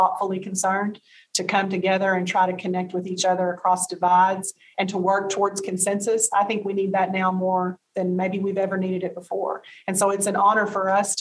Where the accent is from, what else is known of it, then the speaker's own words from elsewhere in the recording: Arkansas, United States; Arkansas as my home state